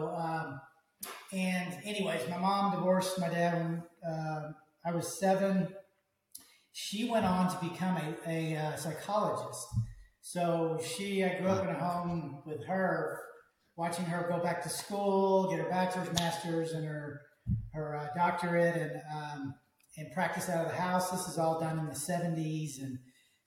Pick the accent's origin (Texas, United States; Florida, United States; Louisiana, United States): Texas, United States; Dallas; I'm from the Dallas area. I'm a Texas boy.